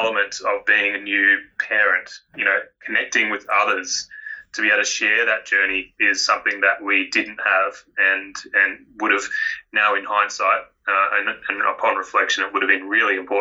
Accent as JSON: {"language": "English", "town": "Melbourne", "region": "Victoria", "country": "Australia", "tie": "born or raised there", "also_born_or_lived": "Queensland", "moved": "yes", "lives_now": "Karratha, Australia", "said": "I grew up in Melbourne"}